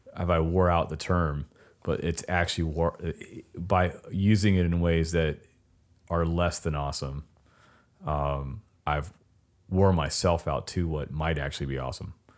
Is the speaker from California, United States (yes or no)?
yes; Southern California, United States; I come from South, Southern California